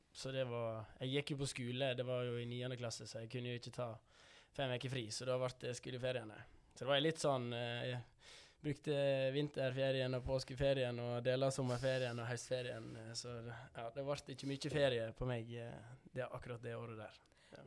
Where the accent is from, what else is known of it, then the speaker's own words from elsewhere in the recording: Davik, Vestland, Norway; oppveksten på Davik, den har vært uh, top notch